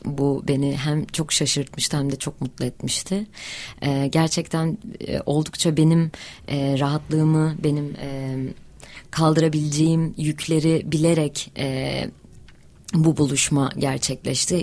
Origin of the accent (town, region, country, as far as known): Hatay, Turkey